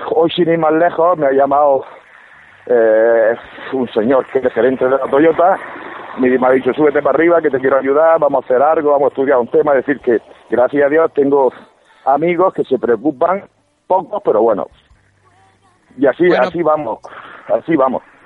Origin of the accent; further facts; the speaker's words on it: Almería, Andalusia, Spain; Yo soy almeriense